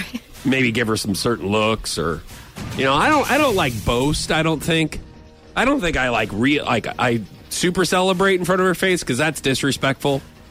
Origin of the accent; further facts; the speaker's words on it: St. Louis, Missouri, United States; I am from St. Louis.